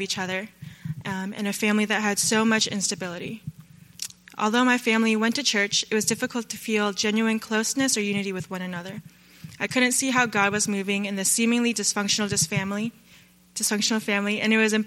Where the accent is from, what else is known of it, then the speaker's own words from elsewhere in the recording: Northern Virginia, United States; moved away; I'm from Northern Virginia